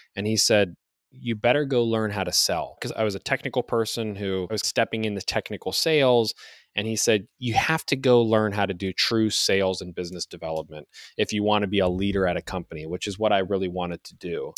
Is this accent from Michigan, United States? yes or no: no; Youngstown, Ohio, United States; also born or lived in Toledo, Ohio; I'm an Ohio guy. I grew up in Youngstown, Ohio, on the east side of the state.